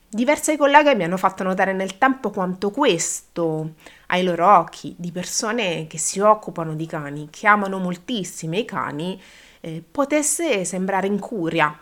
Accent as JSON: {"language": "Italian", "region": "Abruzzo", "country": "Italy", "said": "io da questo mondo provengo, io sono abruzzese"}